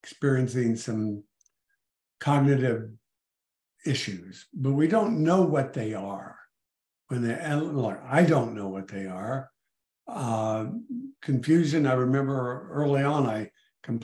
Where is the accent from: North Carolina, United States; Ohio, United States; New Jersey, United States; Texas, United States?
Texas, United States; El Paso; moved away as an adult; now in McLean, Virginia, United States; I was born and raised in El Paso, Texas